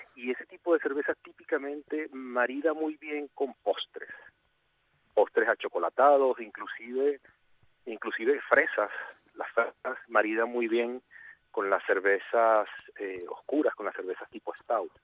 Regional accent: Venezuela; moved away as an adult; also born or lived in Puerto Rico; now in Asturias, Spain; yo salí de Venezuela en el año 2000 y viví los últimos, o sea, llevo desde el 2016 aquí en Asturias y del 2000 al 2016 estuve, o sea, esos 16 años viví en Puerto Rico

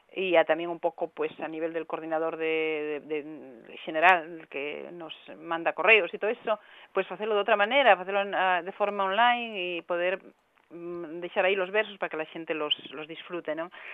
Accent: Asturias, Spain; aquí en Asturias

